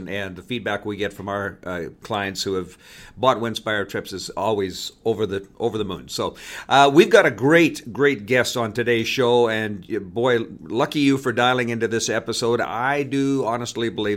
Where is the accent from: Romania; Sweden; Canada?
Canada; accent: Canadian; my Canadian accent